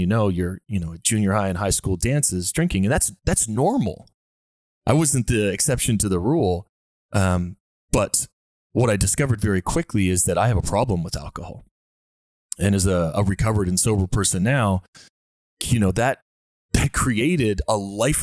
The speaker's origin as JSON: {"language": "English", "town": "Dartmouth", "region": "Nova Scotia", "country": "Canada", "tie": "born or raised there", "said": "myself growing up in Nova Scotia in Dartmouth"}